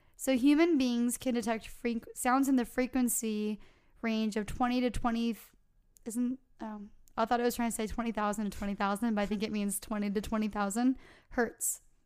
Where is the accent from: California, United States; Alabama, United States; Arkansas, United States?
California, United States; we're from California